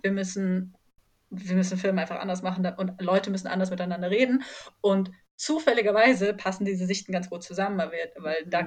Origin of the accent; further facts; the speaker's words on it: near Ulm, Baden-Württemberg, Germany; moved away; also born or lived in Heidelberg; Ich komme nämlich eigentlich aus der Nähe von Ulm